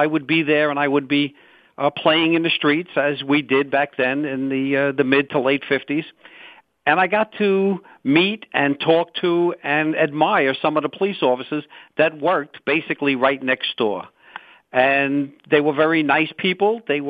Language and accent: English; New York City, New York, United States; I was born and raised in Brooklyn, New York. My parents were also born and raised in Brooklyn. My grandparents immigrated from Italy, you know, back in the 1890s.